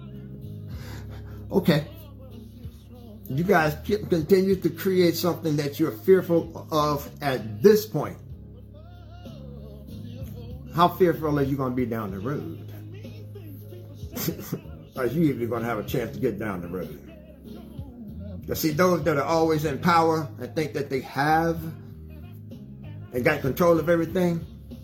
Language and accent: English; United States; I'm an American person that loves my country